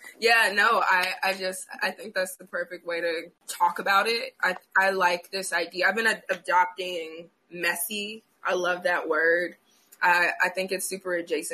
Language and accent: English; Chicago, Illinois, United States; moved away as an adult; also born or lived in Cade, Louisiana; now in Los Angeles, United States; I was born and raised in Chicago